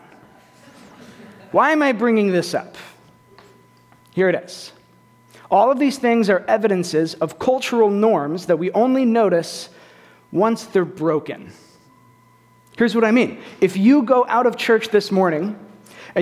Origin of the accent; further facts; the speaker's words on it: East Bay of San Francisco, California, United States; moved away; I am from California. I'm from the East Bay of San Francisco